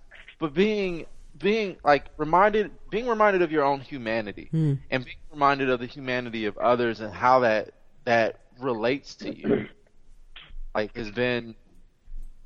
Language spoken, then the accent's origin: English; Compton, California, United States; I used to hate to have to tell people I was from Compton